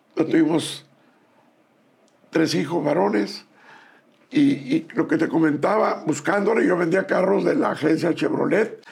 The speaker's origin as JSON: {"language": "Spanish", "area": "Bacayopa", "region": "Sinaloa", "country": "Mexico", "tie": "born or raised there", "also_born_or_lived": "Guasave, Sinaloa", "said": "Soy en Bacayopa, en el estado de Sinaloa"}